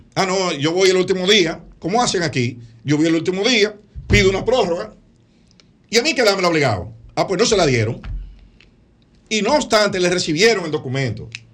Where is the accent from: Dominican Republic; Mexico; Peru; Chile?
Dominican Republic; como dominicano y como abogado